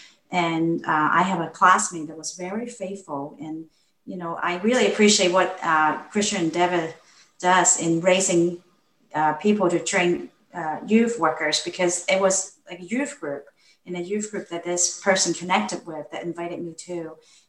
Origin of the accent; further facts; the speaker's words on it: Hong Kong; moved away; I grew up in Hong Kong, and more specifically, not the Hong Kong that most people picture in their postcard. I grew up in a government housing project.